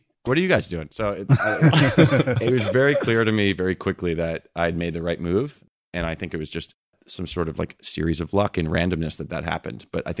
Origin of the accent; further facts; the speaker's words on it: East Coast, United States; You know, I grew up on the East Coast. I didn't leave the Eastern time zone until I was like 22 years old or something like that.